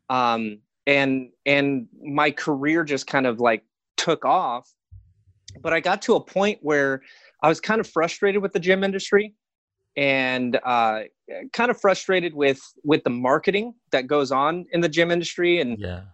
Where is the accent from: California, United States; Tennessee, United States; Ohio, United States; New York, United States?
California, United States; Hesperia; also born or lived in Glendale, California; I actually grew up uh, two hours north in Hesperia, Victorville, Apple Valley area.